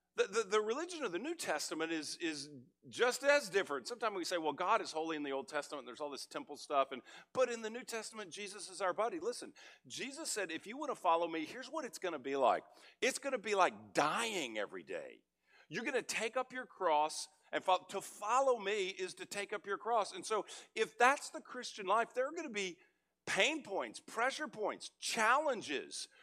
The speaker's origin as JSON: {"language": "English", "region": "Texas", "country": "United States", "tie": "born or raised there", "also_born_or_lived": "California", "moved": "as an adult", "lives_now": "Frisco, United States", "said": "I grew up in Texas, but I've been in California two decades"}